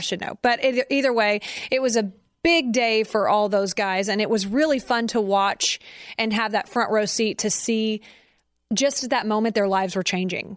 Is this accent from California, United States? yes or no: no; Conroe, Texas, United States; my hometown, Conroe